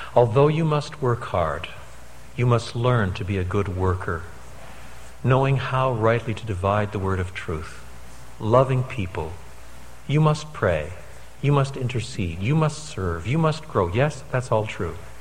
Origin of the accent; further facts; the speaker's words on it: Canada; moved away; I'm a Canadian by birth